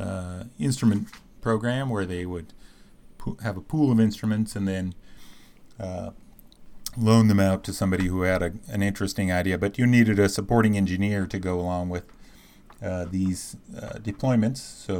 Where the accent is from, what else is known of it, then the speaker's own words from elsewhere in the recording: Wyoming, United States; moved away as an adult; also born or lived in Boulder, Colorado; I was an undergraduate student at University of Wyoming. I grew up in Wyoming.